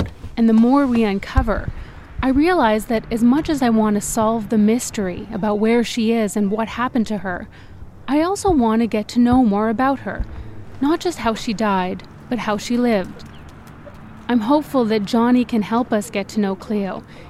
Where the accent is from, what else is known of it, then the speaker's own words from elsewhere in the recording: near Regina, Southern Saskatchewan, Canada; Southern Saskatchewan, near Regina